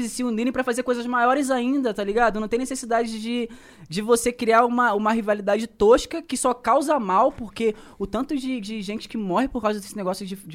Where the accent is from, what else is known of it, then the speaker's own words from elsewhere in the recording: Rio de Janeiro, Brazil; por conta da minha realidade, por exemplo, eu sou da Baixada Fluminense.